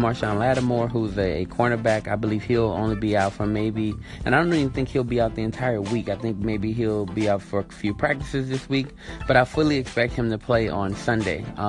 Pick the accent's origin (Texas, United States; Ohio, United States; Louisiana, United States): Louisiana, United States; New Orleans; I'm from Louisiana, born in New Orleans, and just kind of just grew up around it